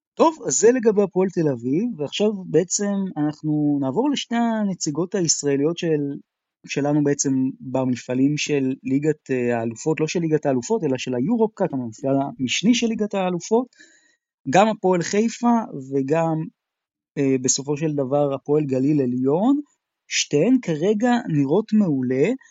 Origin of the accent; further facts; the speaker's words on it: Israel; כישראלי, כאוהד כדורסל ישראלי